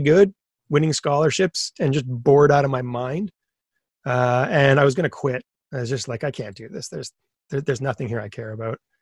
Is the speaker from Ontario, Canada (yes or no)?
yes; Thunder Bay, Ontario, Canada; moved away; also born or lived in Waterloo; I'm from Thunder Bay, where getting comics is real